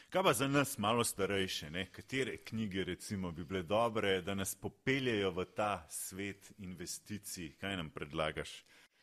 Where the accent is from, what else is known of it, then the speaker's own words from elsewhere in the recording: Slovenia; Slovenci smo